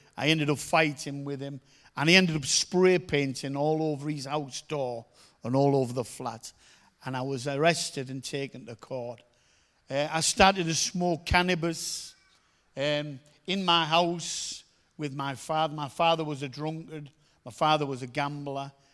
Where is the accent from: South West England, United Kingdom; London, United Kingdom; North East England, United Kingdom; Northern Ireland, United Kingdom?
North East England, United Kingdom; Middlesbrough; I come from Middlesbrough